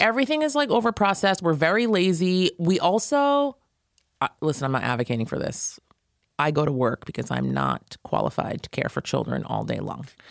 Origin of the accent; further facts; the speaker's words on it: Valley Cottage, New York, United States; I grew up in Valley Cottage, New York, near Nyack. like Rockland County.